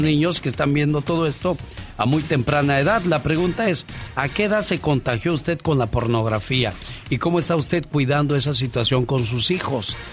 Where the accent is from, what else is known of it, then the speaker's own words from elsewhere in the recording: Oaxaca, Mexico; moved away; un día salí de Oaxaca, pero Oaxaca nunca salió de mí